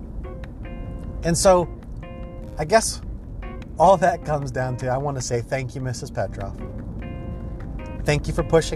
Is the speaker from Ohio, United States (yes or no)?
yes; Ohio, United States; I was an extremely shy kid and early teenager growing up in Ohio.